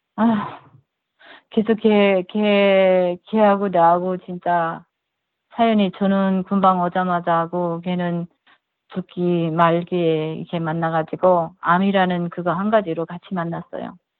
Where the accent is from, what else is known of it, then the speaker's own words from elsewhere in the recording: North Korea; moved away as an adult; now in California, United States; 제가 탈북자고